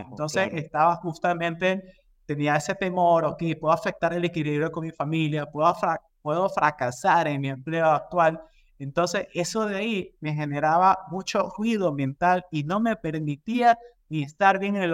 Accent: Ecuador; Bueno, como les comentaba, yo soy de Ecuador, yo tengo más de 12 años trabajando en industrias de consumo masivo

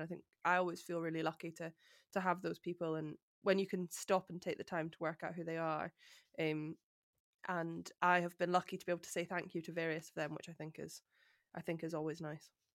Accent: Edinburgh, Scotland, United Kingdom; having grown up in Edinburgh

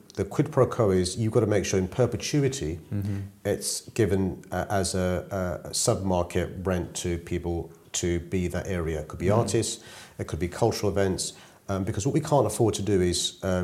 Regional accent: London, United Kingdom; growing up in South London was a great experience for me

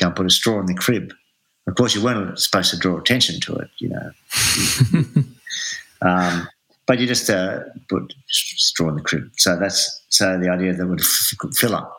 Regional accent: Adelaide, South Australia, Australia; born or raised there; now in Melbourne, Australia

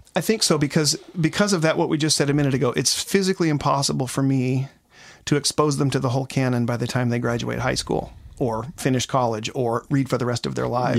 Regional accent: Seattle, Washington, United States; I come from Seattle, Washington, where it rains all the time.

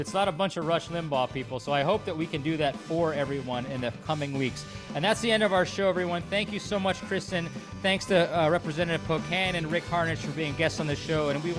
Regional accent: Wisconsin, United States; I grew up in Wisconsin.

